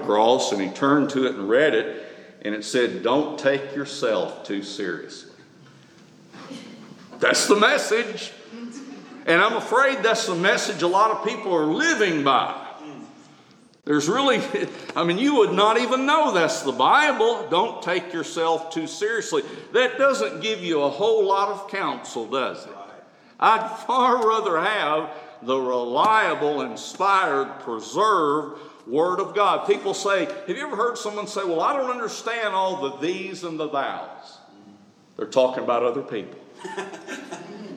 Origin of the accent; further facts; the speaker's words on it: Tuscaloosa, Alabama, United States; Growing up in Tuscaloosa, we didn't have a pump